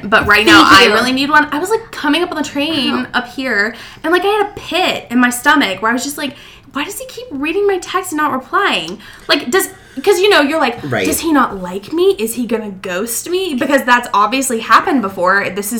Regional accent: Birmingham, Alabama, United States; Okay. So I'm from Alabama.

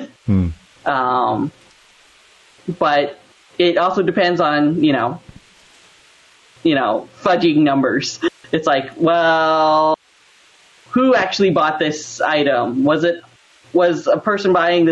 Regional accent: Colorado, United States; moved away as an adult; also born or lived in Cactus, Texas; now in Southern California, United States; I was basically raised in Colorado

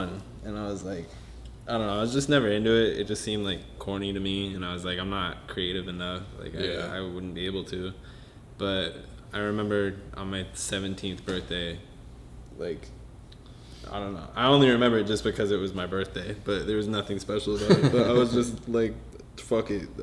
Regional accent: Sacramento, California, United States; also born or lived in Minnesota; I was born in Minnesota but raised in Sacramento

